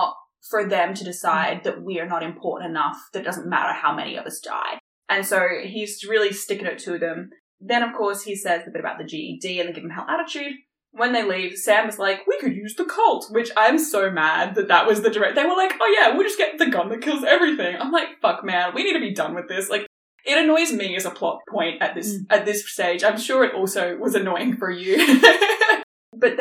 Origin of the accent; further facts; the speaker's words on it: Australia; We are Australian